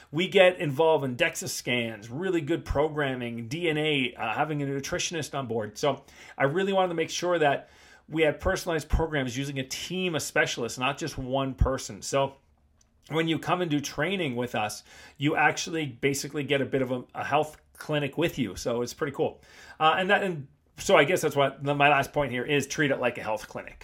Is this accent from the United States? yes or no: no; Canada; moved away as an adult; also born or lived in Asia; I just grew up in North America, and I grew up in North American gyms, you know, as Toronto gyms, Vancouver gyms